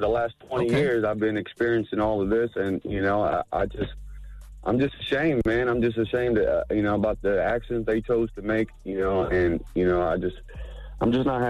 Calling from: Dayton, Ohio, United States; I'm calling from Dayton, Ohio.

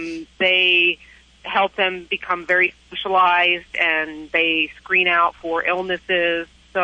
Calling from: McLean, Virginia, United States; Fine. I'm calling from Virginia.

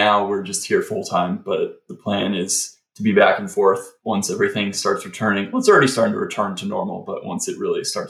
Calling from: Kingston, New York, United States; I am near Kingston, New York, so just an hour and a half north of the city.

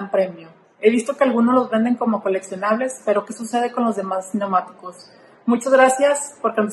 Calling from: San Nicolás de los Garza, Nuevo León, Mexico; soy del municipio de San Nicolás de los Garza en el estado de Nuevo León.

